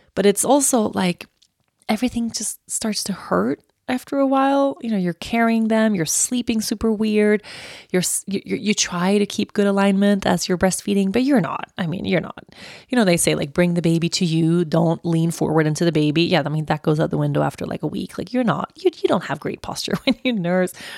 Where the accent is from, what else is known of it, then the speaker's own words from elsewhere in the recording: Uppsala, Uppsala County, Sweden; I was born in Uppsala and I've lived in a bunch of different places in Uppsala